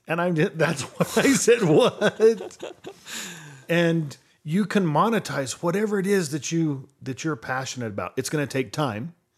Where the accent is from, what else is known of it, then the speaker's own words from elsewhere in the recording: Podunk, New Mexico, United States; I grew up in Podunk, New Mexico.